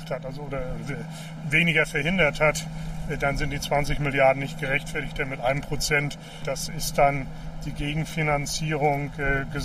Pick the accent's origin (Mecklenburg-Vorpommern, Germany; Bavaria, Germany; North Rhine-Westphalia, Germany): Mecklenburg-Vorpommern, Germany; Stralsund; wenn ich heute, 30 Jahre danach, durch meine Heimat gehe, so eine Stadt wie Stralsund, die war 1990 am Verfall.